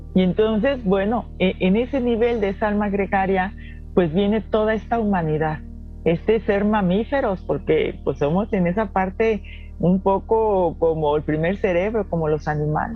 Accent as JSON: {"language": "Spanish", "region": "Guanajuato", "country": "Mexico", "said": "yo soy mexicana"}